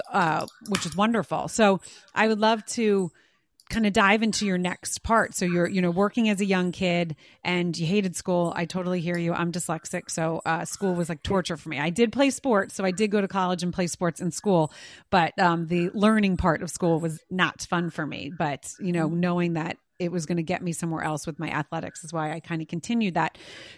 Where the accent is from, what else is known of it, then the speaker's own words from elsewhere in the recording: outside of Philadelphia, Pennsylvania, United States; I grew up outside of Philadelphia.